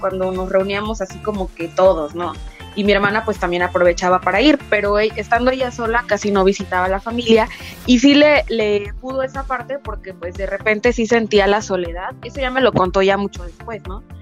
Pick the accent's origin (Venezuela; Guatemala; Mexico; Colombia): Mexico; Poza Rica, Veracruz; now in Mexico City, Mexico; la casa de mis papás allá en Poza